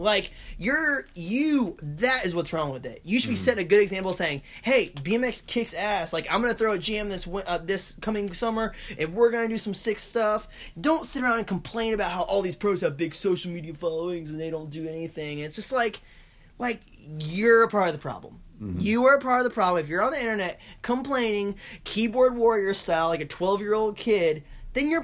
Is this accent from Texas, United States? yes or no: no; Longwood, Florida, United States; I came away from Longwood, Florida